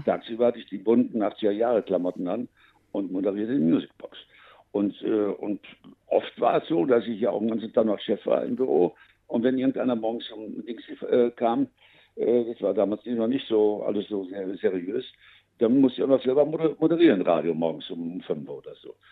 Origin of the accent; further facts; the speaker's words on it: Münster, North Rhine-Westphalia, Germany; moved away as an adult; also born or lived in Luxembourg; das Gebiet, wo ich groß geworden bin in Münster-Westfalen